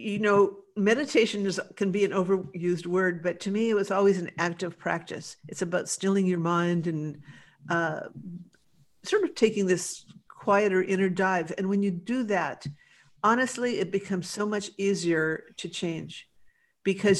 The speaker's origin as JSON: {"language": "English", "town": "Los Angeles", "region": "California", "country": "United States", "tie": "born or raised there", "said": "I grew up in West"}